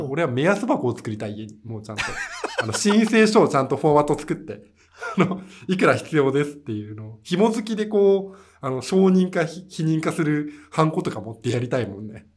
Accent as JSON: {"language": "Japanese", "town": "Sendai", "region": "Miyagi", "country": "Japan", "tie": "born or raised there", "also_born_or_lived": "Niigata / Tokyo", "moved": "yes", "said": "生まれが新潟で育ちが仙台だからそこそこうまい米食って育っちゃってる"}